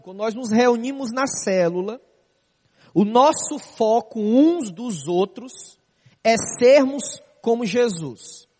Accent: Fortaleza, Ceará, Brazil; moved away as an adult; now in Rio de Janeiro, Brazil; Sou da cidade de Fortaleza, Ceará

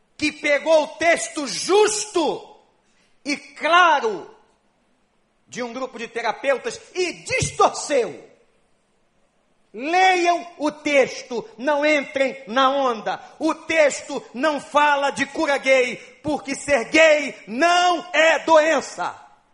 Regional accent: Brazil

